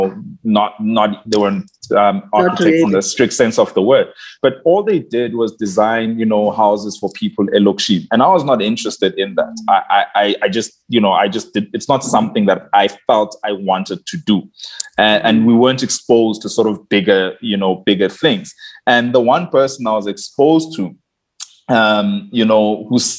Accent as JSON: {"language": "English", "town": "Barberton", "region": "Mpumalanga", "country": "South Africa", "tie": "born or raised there", "also_born_or_lived": "Schoemansdal", "said": "I come from Mpumalanga, Naspoort"}